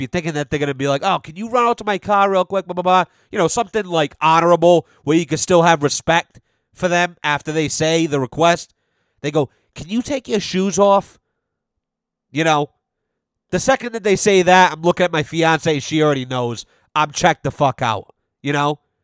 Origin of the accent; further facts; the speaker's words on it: United States; I'm an American.